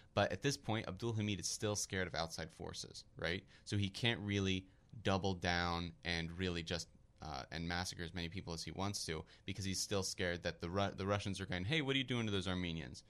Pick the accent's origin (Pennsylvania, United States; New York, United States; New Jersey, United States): Pennsylvania, United States; Philadelphia; I'm from Philadelphia as well